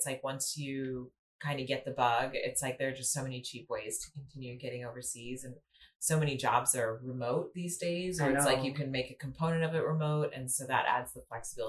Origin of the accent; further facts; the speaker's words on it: Seattle, Washington, United States; also born or lived in Boise; I was born in Boise, Idaho. We moved to Seattle when I was about 4 years old, around 3 or 4 years old, and grew up in the Pacific Northwest